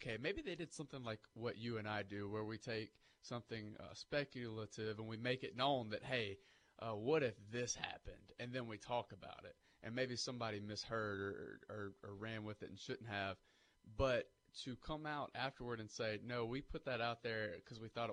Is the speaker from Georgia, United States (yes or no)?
yes; Vidalia, Georgia, United States; moved away as an adult; I grew up in Vidalia. I went to a public school